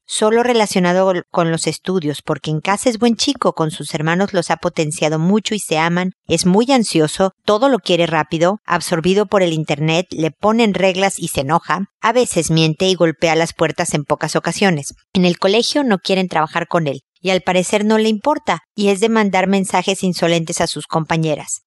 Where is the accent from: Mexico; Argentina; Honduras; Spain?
Mexico; soy mexicana